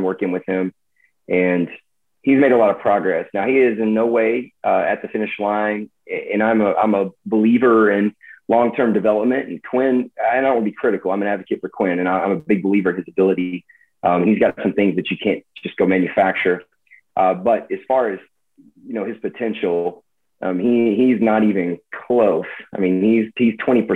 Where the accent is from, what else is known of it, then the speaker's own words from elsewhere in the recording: East Texas, United States; a fellow East Texan